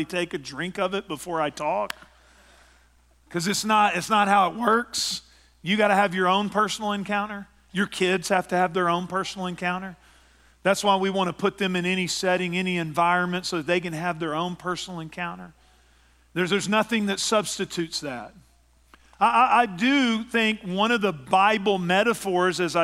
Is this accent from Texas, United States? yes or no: yes; East Texas, United States; my hometown in East Texas